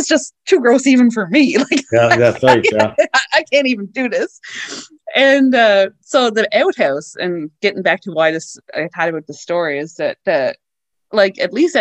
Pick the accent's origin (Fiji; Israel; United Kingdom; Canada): Canada; Newfoundland and Labrador; moved away; also born or lived in White Point / Fox Harbour; I grew up in Labrador